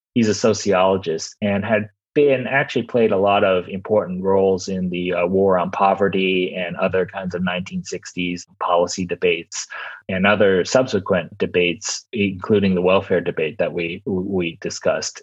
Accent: Los Angeles, California, United States; I'm from Los Angeles

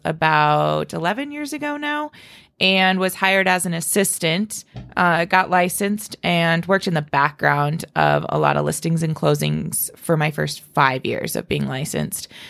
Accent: Spearfish, South Dakota, United States; I was born and raised in Spearfish

